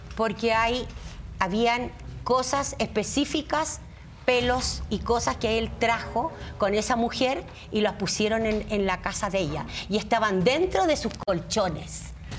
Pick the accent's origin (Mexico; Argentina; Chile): Chile; moved away; Yo soy una bruja que vengo de Chile